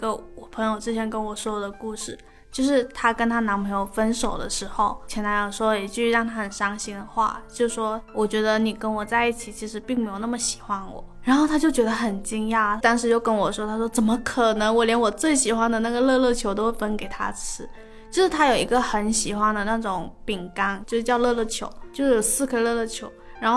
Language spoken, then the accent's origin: Chinese; Guangdong, China; 我妈很喜欢喝烫茶，你低估了潮汕人对烫的就是承受能力。